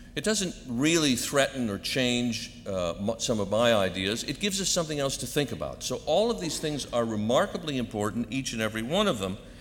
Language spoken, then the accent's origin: English; Hartford, Connecticut, United States; a young kid growing up in Connecticut, especially next door to the Hartford Theological Seminary